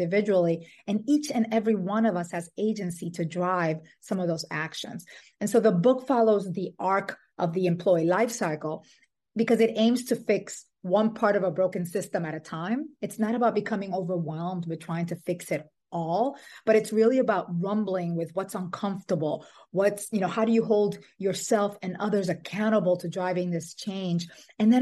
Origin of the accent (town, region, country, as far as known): Dominican Republic; born or raised there; also born or lived in New York City, United States; now in Brooklyn, United States